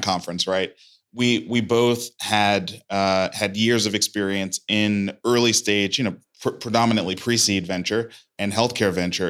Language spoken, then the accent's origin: English; New York City, New York, United States; moved away; I grew up in Brooklyn, New York, East Flatbush